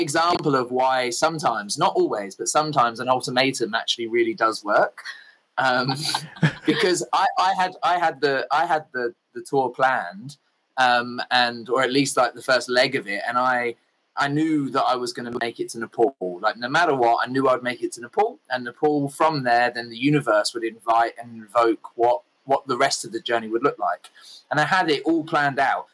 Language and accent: English; England, United Kingdom; I kind of grew up in the land of fish and chips and rain and tea